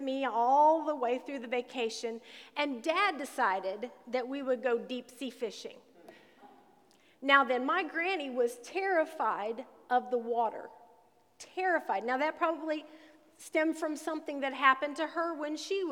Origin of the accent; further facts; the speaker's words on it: Southern Illinois, United States; when I was growing up in Southern Illinois